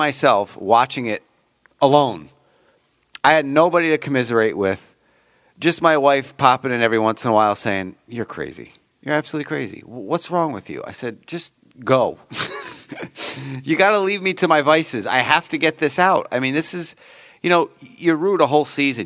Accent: New Jersey, United States; I grew up in New Jersey.

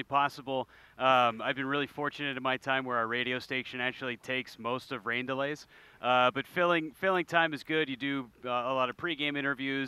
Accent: Northern California, United States; I grew up in Northern California

